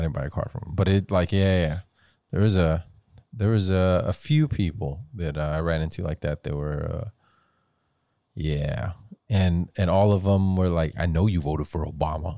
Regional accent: Weslaco, Texas, United States; growing up in the Valley in West Dakota, I can never say, "Oh, I'm Hispanic. Oh, I'm Latino." It was, "You're Mexican."

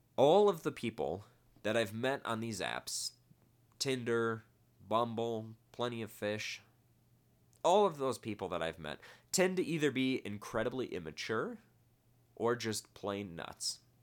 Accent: Midwest, United States; now in Las Vegas, United States; I come from the Midwest.

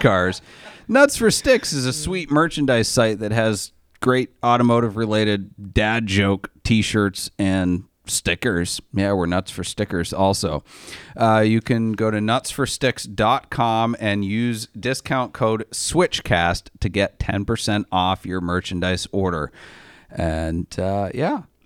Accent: Maine, United States; moved away; I grew up in Maine

